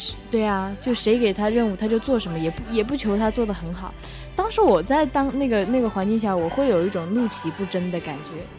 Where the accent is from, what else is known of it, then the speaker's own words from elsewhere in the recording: Zhejiang, China; moved away as an adult; also born or lived in Hainan; 从浙江还是我老家